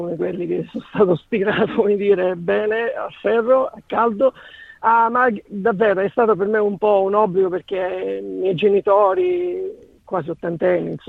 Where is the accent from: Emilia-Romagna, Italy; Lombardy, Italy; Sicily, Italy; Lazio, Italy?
Sicily, Italy; Misterbianco; now in Melbourne, Australia; io sono siciliano, sono cresciuto a Mister Bianco vicino a Catania